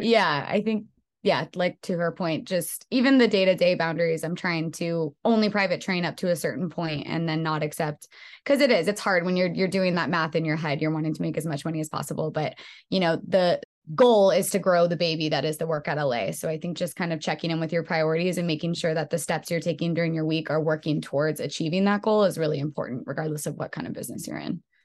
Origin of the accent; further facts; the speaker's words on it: Bay Area, California, United States; now in Los Angeles, United States; I am from the Bay Area